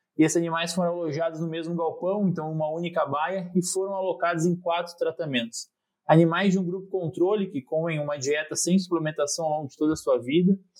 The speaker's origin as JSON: {"language": "Portuguese", "area": "Alto Vale region", "region": "Santa Catarina", "country": "Brazil", "tie": "born or raised there", "also_born_or_lived": "Porto Alegre", "moved": "as an adult", "lives_now": "Jaboticabal, Brazil", "said": "eu sou natural do, da região do Alto Vale, em Santa Catarina, lá eu cursei técnico agrícola no Instituto Federal."}